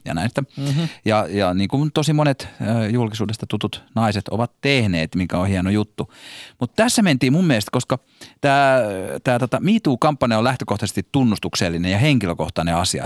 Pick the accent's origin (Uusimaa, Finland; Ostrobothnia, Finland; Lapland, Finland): Uusimaa, Finland; Helsinki; accent: stadin murre (Helsinki slang); mä puhun liikaa stadin murretta